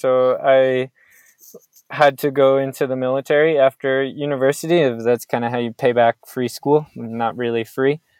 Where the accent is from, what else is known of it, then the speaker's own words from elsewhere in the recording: Phoenix, Arizona, United States; moved away as an adult; also born or lived in Flagstaff, Arizona / Montana / Beaufortain, France; now in France; I grew up in Phoenix, Arizona